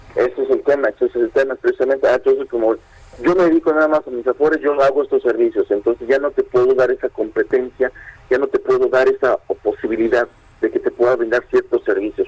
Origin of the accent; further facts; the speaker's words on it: Mexico; nosotros como mexicanos